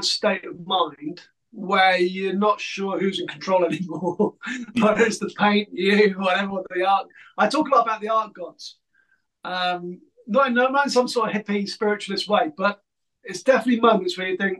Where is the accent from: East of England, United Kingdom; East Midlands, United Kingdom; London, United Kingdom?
East of England, United Kingdom; the Fens, East Anglia; I grew up on the Fens in East Anglia